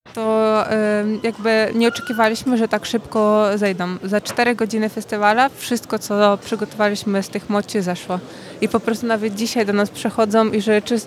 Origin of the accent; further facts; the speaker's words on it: Ukraine; moved away; z Ukrainy